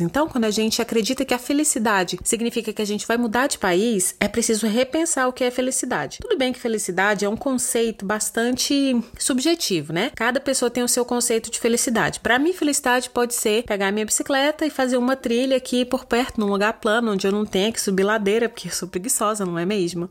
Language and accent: Portuguese; Brazil; first language Portuguese; moved away as an adult; eu estava totalmente ambientada porque era o meu país